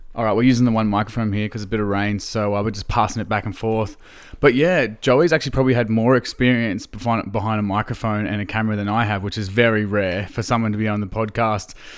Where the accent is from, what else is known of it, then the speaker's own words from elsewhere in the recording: Gympie, Queensland, Australia; I grew up in Gympie, country Queensland